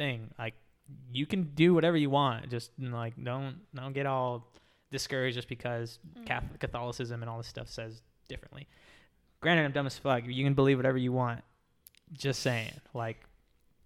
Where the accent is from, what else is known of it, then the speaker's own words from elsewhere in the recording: Texas, United States; now in Florida, United States; I grew up in Texas.